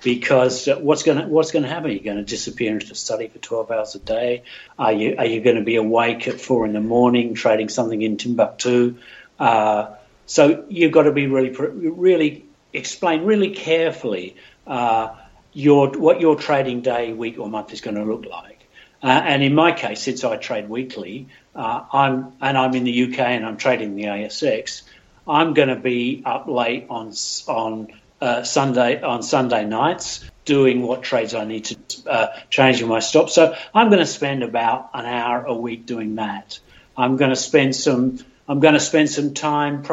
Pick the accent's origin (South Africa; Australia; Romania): Australia; now in United Kingdom; I'm Australian.